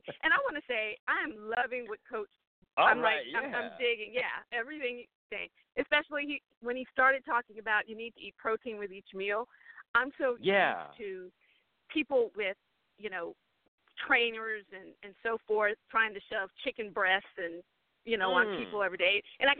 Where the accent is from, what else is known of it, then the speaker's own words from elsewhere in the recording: Texas, United States; I'm from Texas.